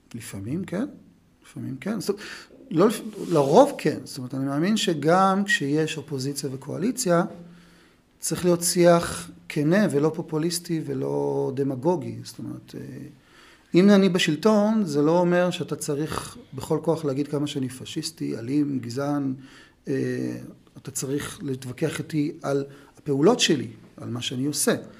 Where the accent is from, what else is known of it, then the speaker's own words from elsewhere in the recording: Beersheba, Southern District, Israel; אני גדלתי בבית אה, דתי מסורתי בבאר שבע